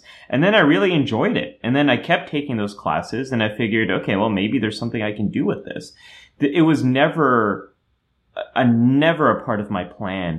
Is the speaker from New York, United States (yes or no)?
no; Silicon Valley, California, United States; I was growing up in Silicon Valley and everyone was an engineer